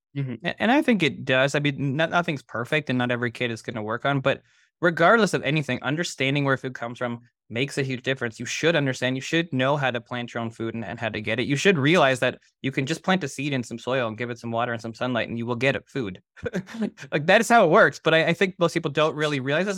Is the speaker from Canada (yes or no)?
yes; Toronto, Ontario, Canada; I grew up in Toronto.